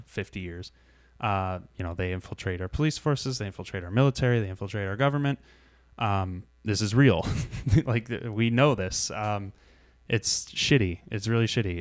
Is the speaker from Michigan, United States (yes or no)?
yes; Shelby Township, Michigan, United States; I grew up in Shelby Township.